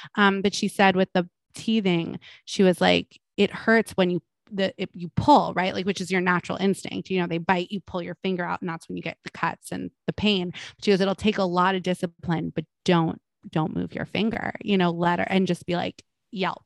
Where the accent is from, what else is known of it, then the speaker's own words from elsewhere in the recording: Malibu, California, United States; I'm from Malibu